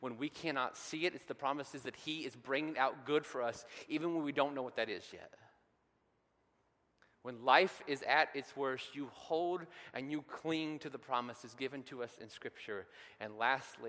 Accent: Cloverdale, Indiana, United States; growing up in Cloverdale

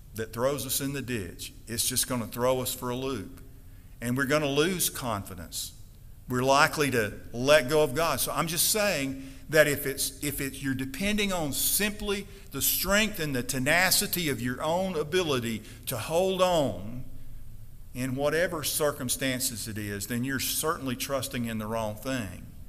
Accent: Stonewall, Mississippi, United States; We had a sanforizer in my hometown. We had a cotton mill that took a bale of cotton. They delivered bales of cotton every day to our little town, Stonewall, Mississippi

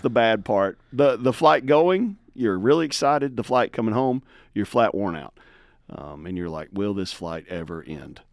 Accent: Tennessee, United States; I grew up in, like, rural backwoods Tennessee

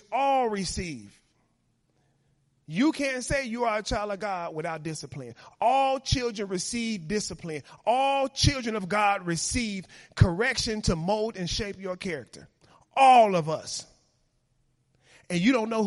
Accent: Chicago, Illinois, United States; moved away; I come from Chicago, live in the neighborhood I live now

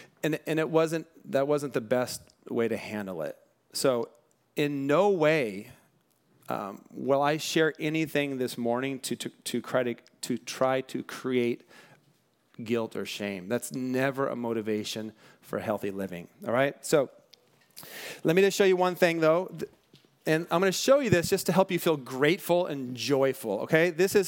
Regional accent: Bellflower, California, United States; born there; I was born in Bellflower, California in 1970 in the United States of America.

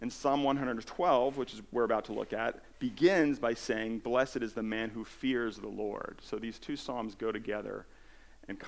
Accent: New Jersey, United States; also born or lived in California; I moved to New Jersey from California, I was 8 years old

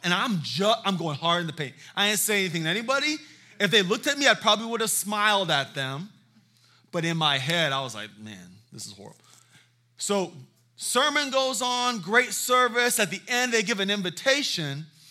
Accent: Charleston, South Carolina, United States; I am from Charleston, South Carolina.

